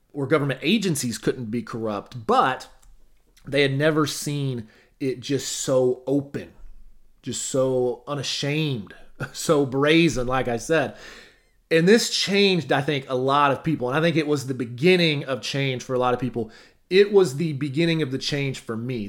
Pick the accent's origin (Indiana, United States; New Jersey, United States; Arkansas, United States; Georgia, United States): Arkansas, United States; moved away; I drive back to my hometown